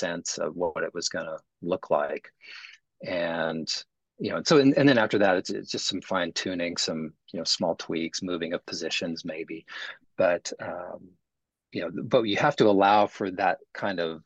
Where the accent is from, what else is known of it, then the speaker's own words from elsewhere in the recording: Southern California, United States; now in Arlington, United States; I grew up in Southern California